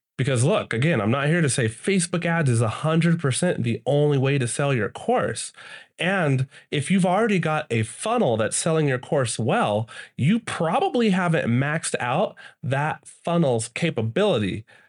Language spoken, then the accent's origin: English; United States; I'm from the States